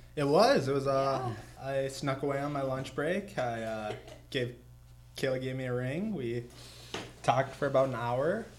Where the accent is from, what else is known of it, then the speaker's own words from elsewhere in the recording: Underwood, Minnesota, United States; moved away as an adult; I'm a 25 year old from. Uh, Fergus Falls area originally, really small town of Underwood, Minnesota